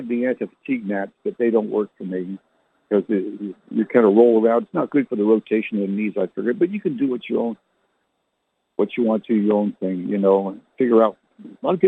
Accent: Canada; I never learned to speak like she did because I was born in Canada

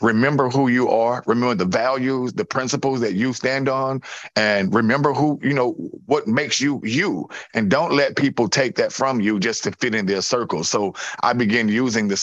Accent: Louisiana, United States; also born or lived in New Orleans; I was born in Louisiana, but I choose to be in New Orleans

